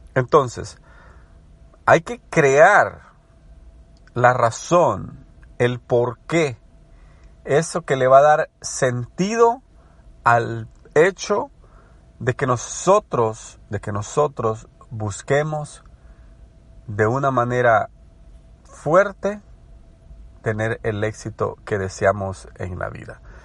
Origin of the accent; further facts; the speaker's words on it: El Salvador; moved away as an adult; now in United States; me crié en El Salvador, estudié en El Salvador, desarrollé una carrera en El Salvador. Luego me mudé a Estados Unidos